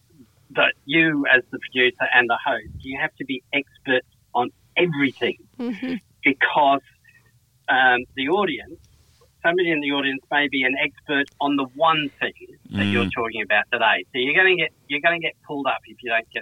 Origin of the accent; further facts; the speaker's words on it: Perth, Western Australia, Australia; moved away as an adult; now in Sydney, Australia; I've been in Sydney 26 years now, but I grew up in Perth.